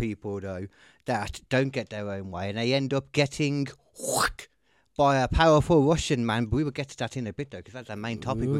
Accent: Birmingham, West Midlands, United Kingdom; I'm from Birmingham.

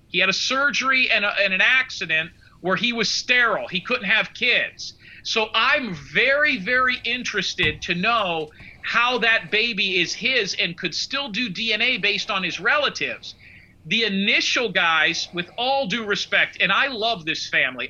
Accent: Tampa, Florida, United States; growing up in Tampa, Clearwater Beach, Florida, Tampa Bay area

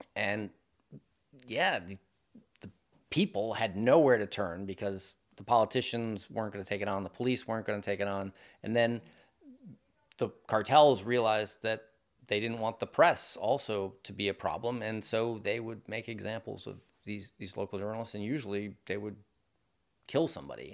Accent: Maine, United States; moved away; I grew up up in Maine

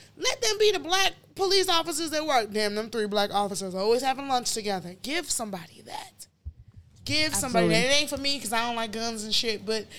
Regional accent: Nigeria; moved away; As a Nigerian, no matter how far we stray or whatever from our culture, how deviated or how many years, it's always nice to be like, I'm Nigerian

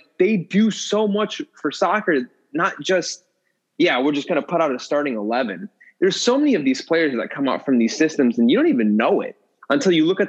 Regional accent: United States; I'm American.

